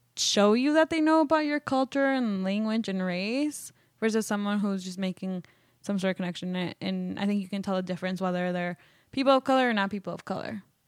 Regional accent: Wisconsin, United States; moved away; also born or lived in Mexico; I was born in Mexico, um, and I actually was, like, grew up in, in Wisconsin

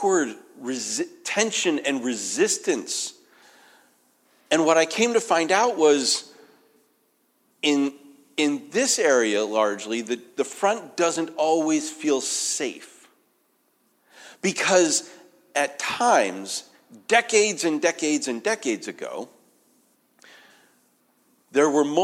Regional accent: New England, United States; moved away; I'm from New England

